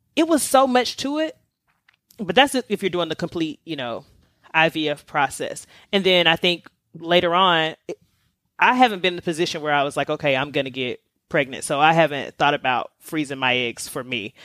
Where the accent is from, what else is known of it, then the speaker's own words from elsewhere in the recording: the South, United States; I'm from the South